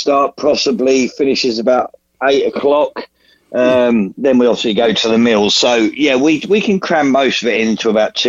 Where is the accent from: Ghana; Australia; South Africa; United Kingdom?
United Kingdom; We're British.